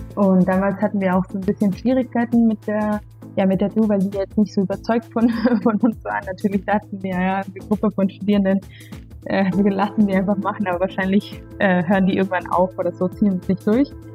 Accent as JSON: {"language": "German", "country": "Guatemala", "moved": "as an adult", "lives_now": "Berlin, Germany", "said": "komme aus Guatemala, bin aber schon seit zehn Jahren in Berlin"}